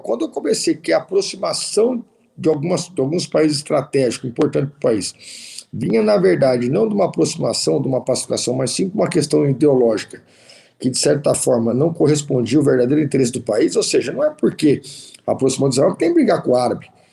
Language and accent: Portuguese; interior of São Paulo state, Brazil; eu que sou do interior do estado de São Paulo